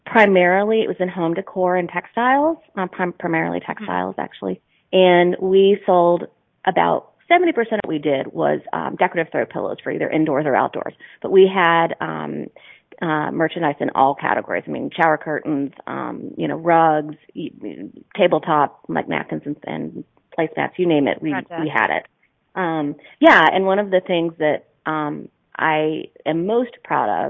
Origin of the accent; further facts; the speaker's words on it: North Carolina, United States; moved away as an adult; decided to come back to my home state of North Carolina